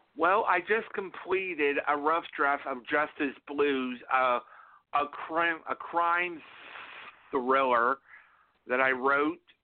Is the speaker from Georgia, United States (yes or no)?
no; South Florida, United States; I, I grew up in South Florida